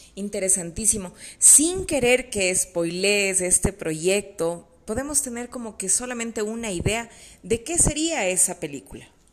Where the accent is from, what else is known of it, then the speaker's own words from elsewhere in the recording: Quito, Pichincha, Ecuador; las quiteñas, ¿no? Y me incluyo en ese grupo